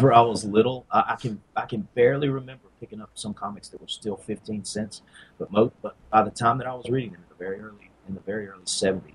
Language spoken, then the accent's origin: English; Lucedale, Mississippi, United States; I'm from Mississippi, and I'm still here. The Gulf Coast of Mississippi